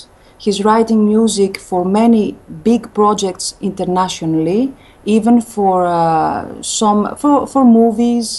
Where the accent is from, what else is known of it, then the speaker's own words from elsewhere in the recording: France; first language Greek; English is a second language; also born or lived in Greece; now in Athens, Greece; Greek is my, I'm a native speaker. But also French is almost my mother tongue because I lived in France since I was a kid.